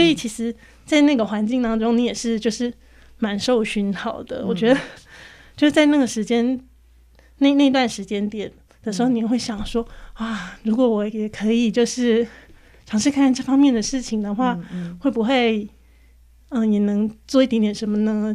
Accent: central Taiwan, Taiwan; also born or lived in Tainan; 只有我们中部那里有的

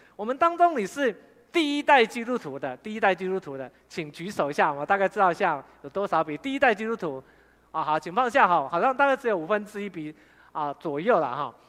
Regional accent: Fengyuan, Taichung, Taiwan; also born or lived in Sanchong, New Taipei; 我本来住在三重，爸爸酗酒，后来我就，啊，我跟弟弟就被带回丰原的老家，我是丰原人，然后就有阿公阿嬷跟叔祖，我就跟他们住在一起

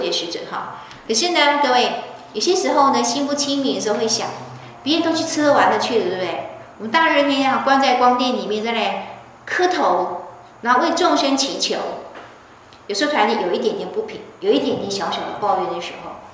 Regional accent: Taiwan; also born or lived in Beijing; 其实我在台湾常被归类为外省人，人家常以为我是外省人，虽然我不是

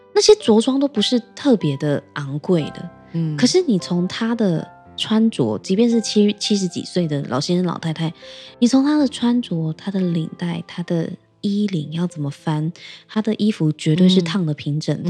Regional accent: Keelung, Taiwan; 我的家乡是基隆嘛，基隆有很多也是在巷弄里的小吃

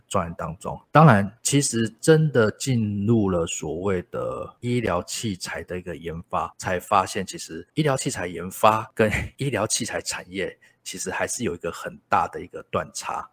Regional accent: Kaohsiung, Taiwan; 我本身是高雄人

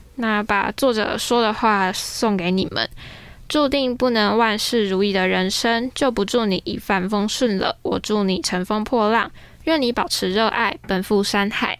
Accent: Tainan, Taiwan; moved away; 我上个礼拜回台南，因为我是台南人

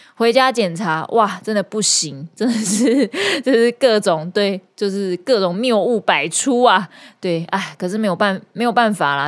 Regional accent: Kaohsiung, Taiwan; now in Taipei, Taiwan; 高雄，我的家乡

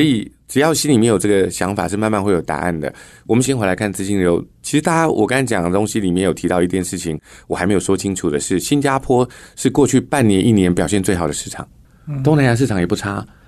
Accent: rural Dongshi, Taichung, Taiwan; now in Taipei, Taiwan; 我们在台中东市的乡下长大， 然后后来搬来台北做公共建设

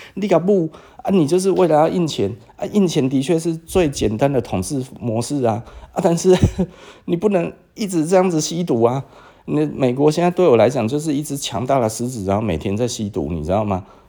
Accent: Taiwan; 那我也承认我是台湾人

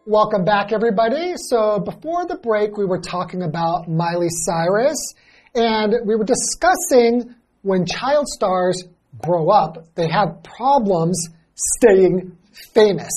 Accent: Los Angeles, California, United States; I grew up in Los Angeles

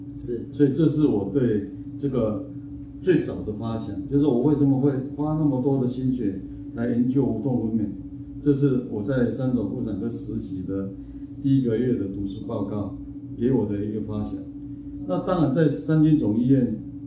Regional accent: Xinying, Tainan, Taiwan; moved away as an adult; 我很可能会回来我的家乡开业

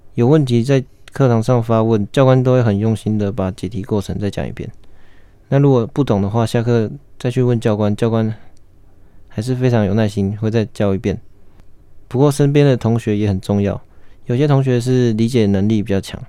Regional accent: Hualien, Hualien County, Taiwan; 我本身是花莲人，从小就在花莲长大

